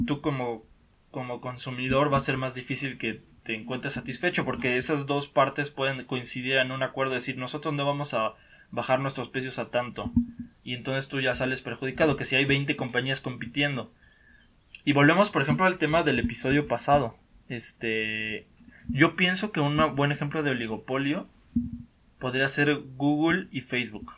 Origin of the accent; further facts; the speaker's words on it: Mexico; Yo pienso que los mexicanos somos muy orgullosos de, de, nuestro, de nuestro país